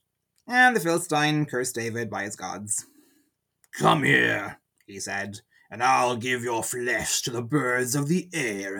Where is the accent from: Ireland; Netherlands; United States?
Ireland; Ardee, County Louth; my hometown is called Oha Urdia, Urdi, the town of Ferdia